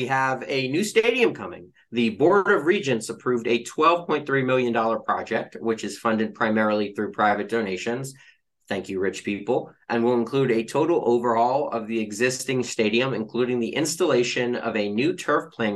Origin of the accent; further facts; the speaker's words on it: United States; I am American